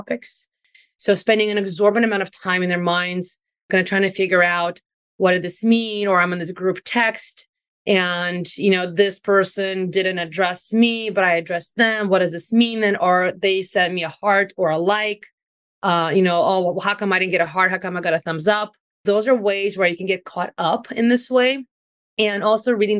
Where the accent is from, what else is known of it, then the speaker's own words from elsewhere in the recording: Ukraine; moved away; I'm also from Ukraine originally